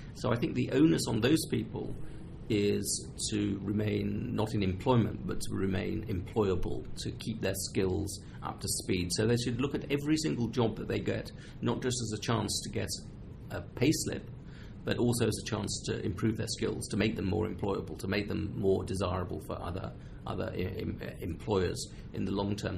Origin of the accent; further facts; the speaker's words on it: England, United Kingdom; as an English person.